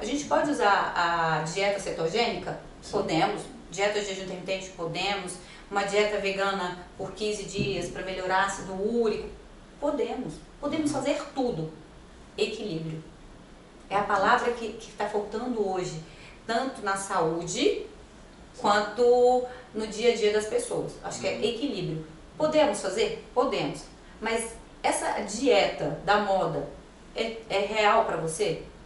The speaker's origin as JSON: {"language": "Portuguese", "country": "Brazil", "said": "eu sou brasileira"}